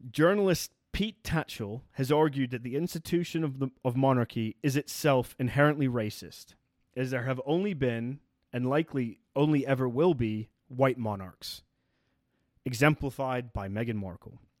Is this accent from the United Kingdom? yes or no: yes; United Kingdom; as a British person